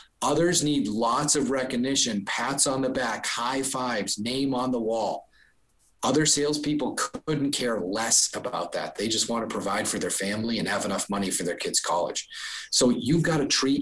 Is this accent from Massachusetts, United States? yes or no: yes; Boston, Massachusetts, United States; I'm from Boston